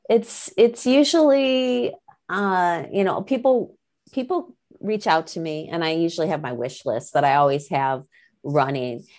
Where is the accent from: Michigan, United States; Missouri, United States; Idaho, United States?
Michigan, United States; moved away; I'm originally from Michigan